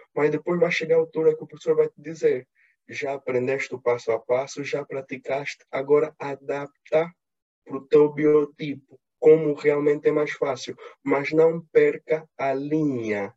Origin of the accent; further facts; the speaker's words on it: Angola; eu, como sou angolano